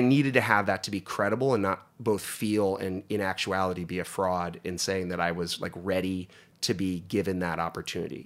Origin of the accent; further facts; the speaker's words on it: Northeast Pennsylvania, United States; moved away; where I grew up in Northeast Pennsylvania